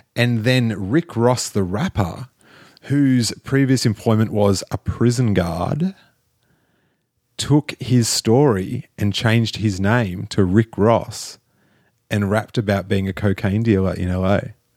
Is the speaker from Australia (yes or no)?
yes; Australia; moved away; I'm from Australia